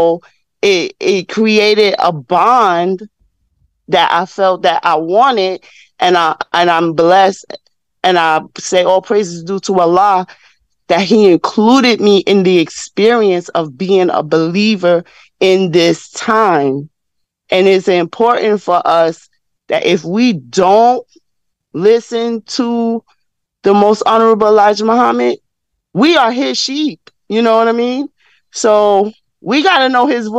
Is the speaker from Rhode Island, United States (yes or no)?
no; New York, United States; I'm in my 50s, so and I'm from New York